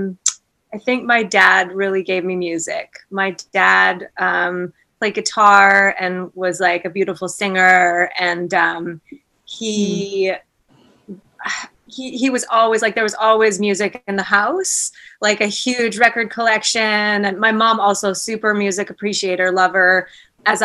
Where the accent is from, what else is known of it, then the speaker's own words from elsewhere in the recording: Merville, British Columbia, Canada; now in Vancouver, Canada; I grew up in, so it's called Merville